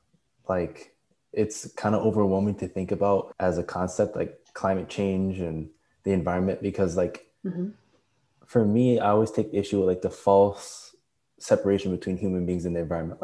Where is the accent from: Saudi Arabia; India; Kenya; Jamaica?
Jamaica; I'm Jamaican